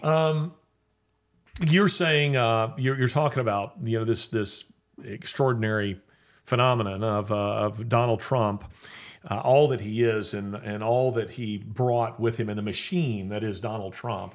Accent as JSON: {"language": "English", "country": "United States", "said": "I, as an American"}